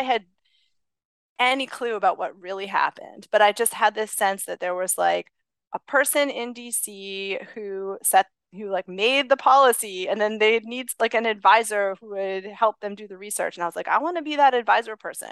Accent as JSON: {"language": "English", "town": "Lexington", "region": "Massachusetts", "country": "United States", "tie": "born or raised there", "also_born_or_lived": "Los Angeles, California", "moved": "as an adult", "lives_now": "Princeton, United States", "said": "I grew up in Lexington, Massachusetts"}